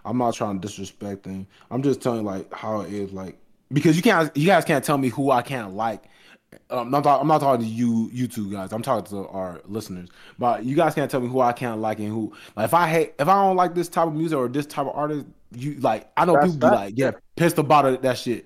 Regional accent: New York, United States; I'm from New York

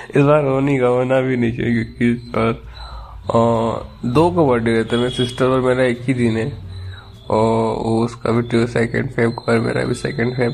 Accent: India; but वो US से और मैं इंडिया से हूँ

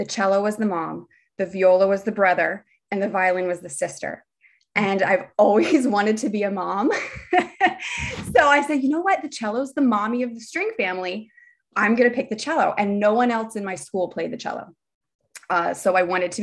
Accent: Bethlehem, Pennsylvania, United States; moved away as an adult; also born or lived in Delaware / New Jersey; I grew up in Bethlehem, Pennsylvania

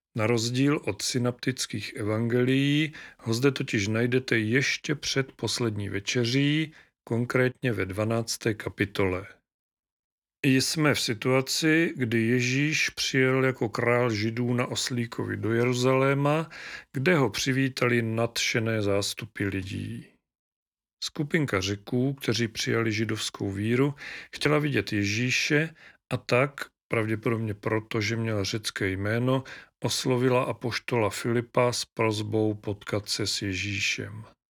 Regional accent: Moravia, Czechia; u nás na Moravě

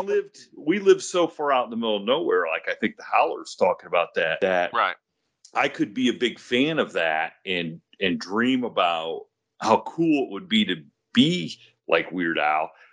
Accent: Ohio, United States; where I grew up in Ohio

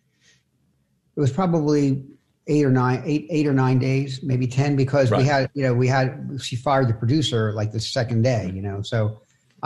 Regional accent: Philadelphia, Pennsylvania, United States; I'm from Philadelphia. We boot Santa Claus

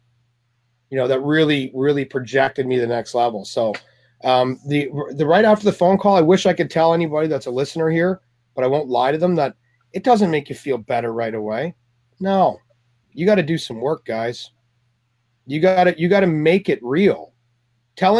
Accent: Canada; moved away as an adult; also born or lived in Toronto; now in California, United States; I'm Canadian

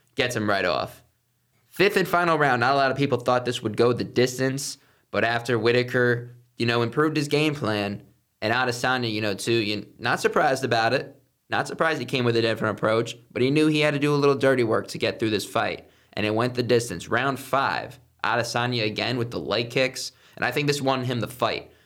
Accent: Viera, Florida, United States; The Washington Nationals used to be in my hometown in Vieira.

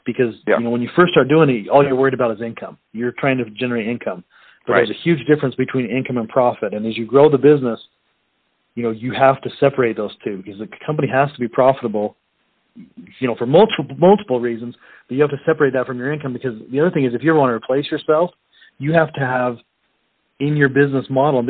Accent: Utah, United States; I grew up in Utah

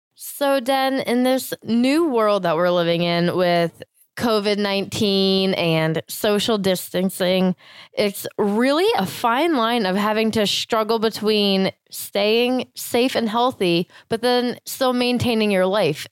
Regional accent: Florida, United States; moved away; I grew up in Florida and doing a lot of yard work.

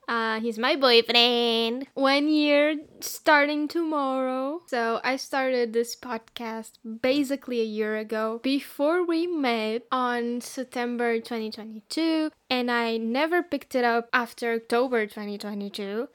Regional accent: Portugal; I am from Portugal

